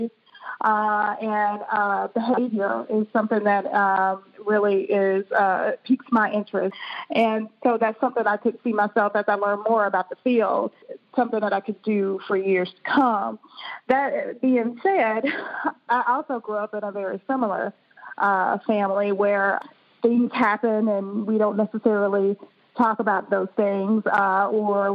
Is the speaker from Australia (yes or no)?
no; Birmingham, Alabama, United States; moved away; also born or lived in Boston, Massachusetts / Maryland; I'm originally from Birmingham, Alabama